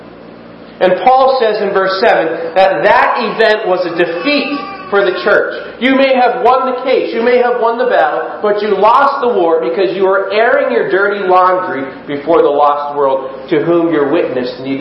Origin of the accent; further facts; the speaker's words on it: United States; we as Americans